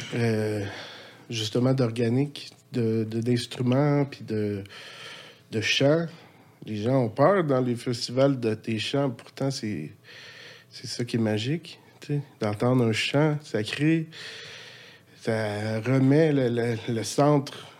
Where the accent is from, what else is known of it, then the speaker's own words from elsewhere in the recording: Laval, Quebec, Canada; also born or lived in Montreal / Louiseville / Sainte-Adèle; now in Sainte-Anne-des-Plaines, Canada; j'ai resté ma jeunesse à Laval